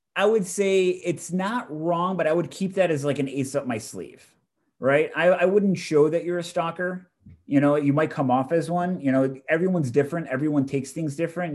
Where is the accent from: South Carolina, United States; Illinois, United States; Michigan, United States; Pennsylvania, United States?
Illinois, United States; Chicago; born and raised in Chicago